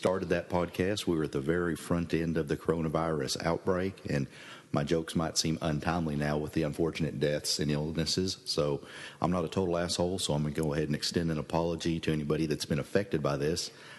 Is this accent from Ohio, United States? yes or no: no; Oklahoma, United States; moved away